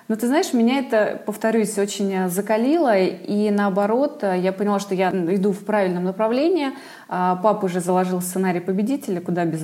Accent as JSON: {"language": "Russian", "town": "Vladimir", "region": "Vladimir Oblast", "country": "Russia", "said": "Я тоже из Владимира."}